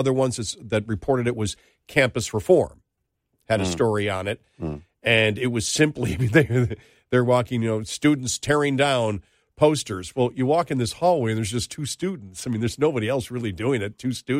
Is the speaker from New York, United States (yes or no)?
yes; Buffalo, New York, United States; moved away; I know Buffalo. I'm from Buffalo. I'll be there again. You know, I've been gone for, since 97.